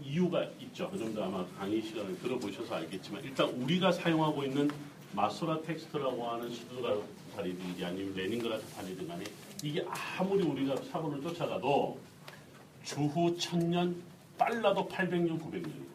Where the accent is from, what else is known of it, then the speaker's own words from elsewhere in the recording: South Korea; 우리 한국 사람들이